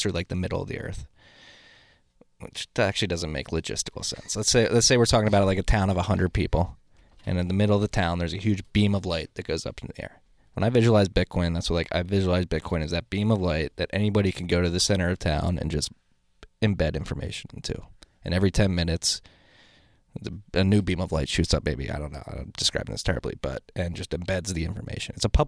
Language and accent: English; Philadelphia, Pennsylvania, United States; I'm from Northeast Philly. We're big on instincts